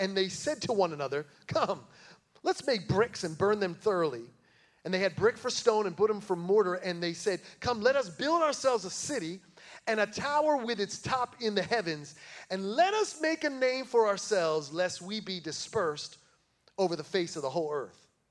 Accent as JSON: {"language": "English", "region": "New Jersey", "country": "United States", "tie": "born or raised there", "moved": "as an adult", "lives_now": "Tennessee, United States", "said": "When I moved down here from New Jersey, my wife and I, we grew up in church together"}